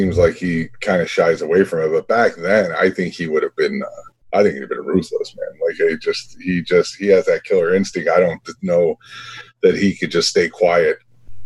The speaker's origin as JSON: {"language": "English", "town": "Chicago", "region": "Illinois", "country": "United States", "tie": "born or raised there", "said": "born and raised on the south side of Chicago."}